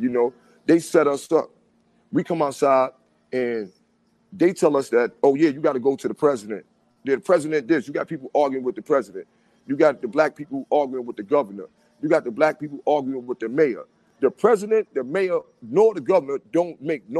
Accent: New York City, New York, United States; I'm 52 years old, born and raised in the Bronx.

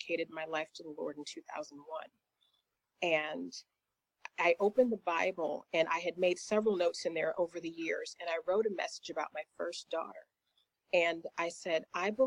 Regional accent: Indiana, United States; moved away as an adult; also born or lived in Charlotte, North Carolina; now in Atlanta, United States; God opened the doors for me to take a position with an employer in Charlotte, North Carolina, which was several states away from where I was in the U.S. in Indiana

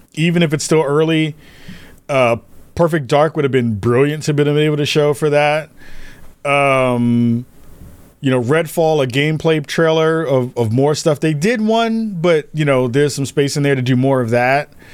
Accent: New York, United States; As a New Yorker

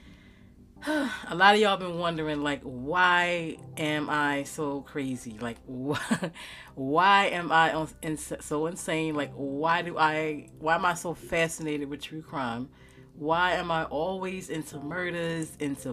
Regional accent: Baltimore, Maryland, United States; also born or lived in Owings Mills, Maryland / Reisterstown, Maryland; growing up in West Baltimore City, especially in the 90s

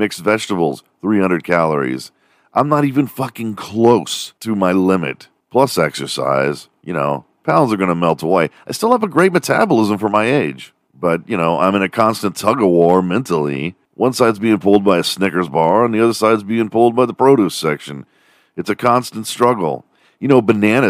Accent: Texas, United States; my home state of Texas

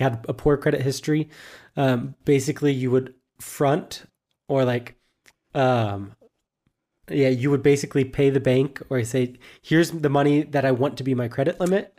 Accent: United States; moved away as an adult; now in Germany; it's also just my home country

